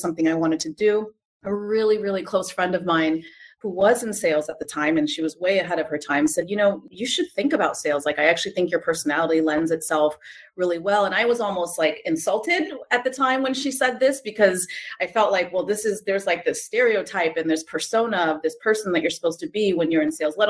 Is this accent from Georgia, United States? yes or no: no; San Jose, California, United States; I grew up in San Jose in the Silicon Valley.